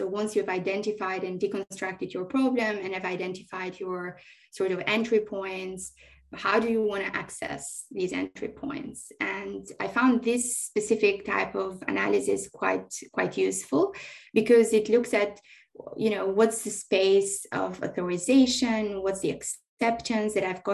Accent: Albania; now in Sydney, Australia; growing up in Albania through these massive transition times

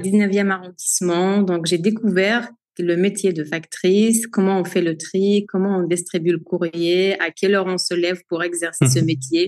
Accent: Algeria; moved away as an adult; now in France; je suis née en Algérie en 1991. J'y ai grandi

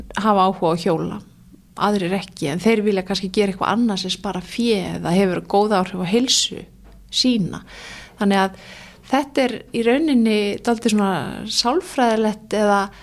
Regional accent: Reykjavík, Capital Region, Iceland; also born or lived in Denmark / Ísafjörður; ég æsku bjóði í Danmörku og uppalinn í árbænum

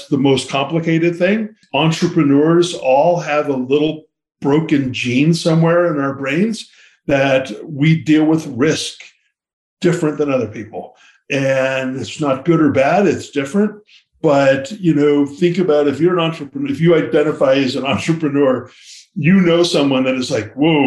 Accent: Lafayette, California, United States; I grew up in Lafayette, California

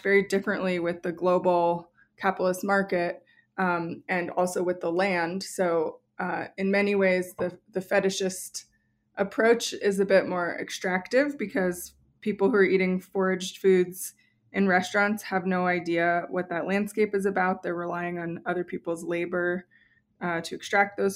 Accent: New Mexico, United States; when I was a little kid growing up in New Mexico

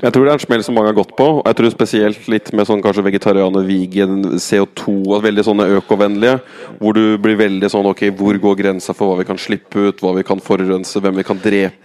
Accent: Norway

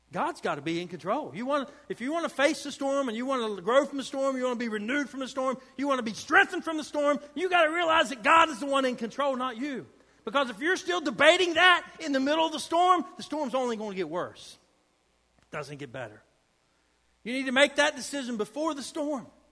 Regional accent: United States; I'm from Boone County

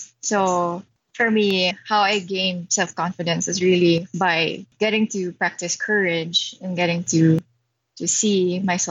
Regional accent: Philippines; I'm from the Philippines, so I'm Filipino Chinese

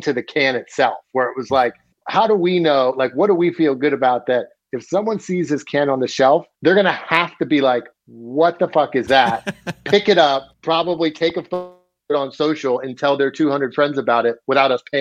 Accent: Wilmington, Delaware, United States; moved away; also born or lived in Southern Chester County, Pennsylvania / Philadelphia, Pennsylvania; I grew up actually in Wilmington, Delaware for, like, the first part of my life, and then went to high school in, like, Southern Chester County in, like, rural PA.

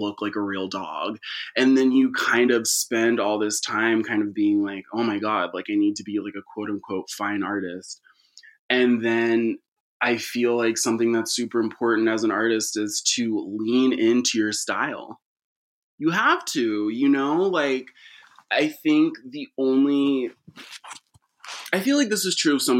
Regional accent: San Leandro, California, United States; also born or lived in Castro Valley / Sacramento; my childhood was split between growing up in the Bay. I grew up in San Leandro, and then a Castro Valley just up over the hill.

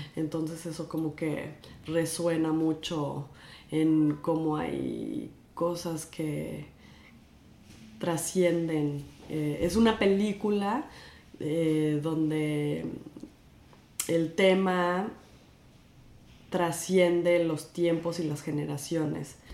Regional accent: Guadalajara, Jalisco, Mexico; now in New York, United States; yo crecí en Guadalajara

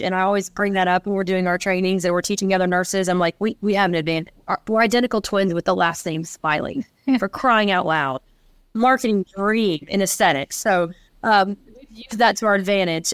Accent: Nashville, Tennessee, United States; we grew up and born and raised in Nashville, Tennessee

